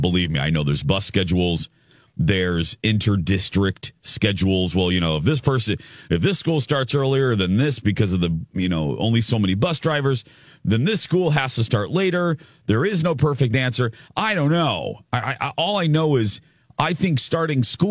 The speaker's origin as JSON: {"language": "English", "town": "Michigan City", "region": "Indiana", "country": "United States", "tie": "born or raised there", "said": "my hometown of Michigan City, Indiana"}